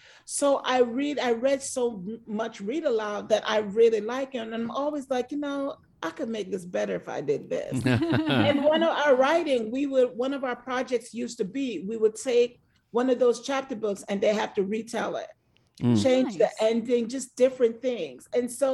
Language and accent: English; Jamaica; now in United States; I grew up on an island. I grew up in Jamaica